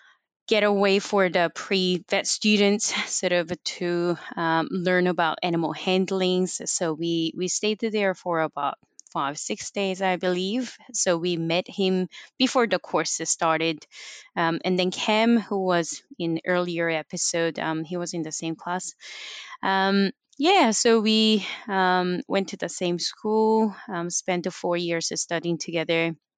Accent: Canada; moved away as an adult; Well, I came from Canada and I didn't have any family. So basically I came here by myself to study.

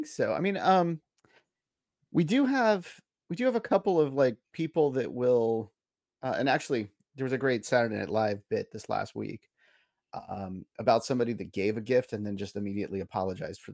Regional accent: South San Francisco, California, United States; I grew up in South San Francisco in like the fog belt

